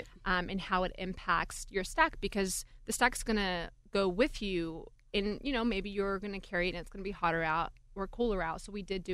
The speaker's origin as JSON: {"language": "English", "country": "New Zealand", "moved": "yes", "lives_now": "Pittsburgh, United States", "said": "I'm originally from New Zealand"}